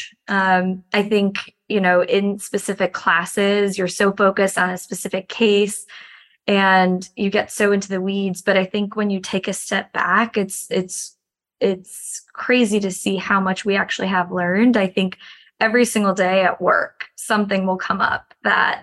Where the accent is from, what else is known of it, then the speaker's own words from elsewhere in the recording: Chicago, Illinois, United States; moved away as an adult; also born or lived in Miami / Washington, D.C.; I grew up in Chicago, but moved to Miami for undergrad